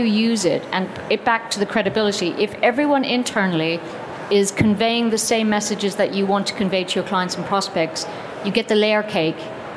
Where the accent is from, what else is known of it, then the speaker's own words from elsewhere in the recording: Ireland; as an Irish person